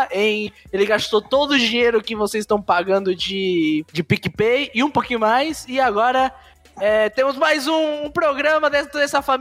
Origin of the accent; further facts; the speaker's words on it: Rio de Janeiro, Brazil; Sou carioca e faço parte.